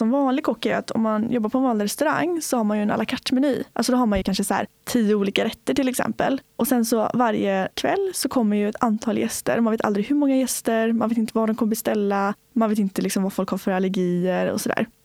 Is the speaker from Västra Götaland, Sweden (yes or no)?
yes; Öckerö, Västra Götaland, Sweden; Jag kommer från en liten ö i Göteborgs skärgård som heter Öckerö. Och Öckerö kommun är tio öar och där bor det väl sammanlagt upp 12 000 pers tror jag. Så det är ganska litet.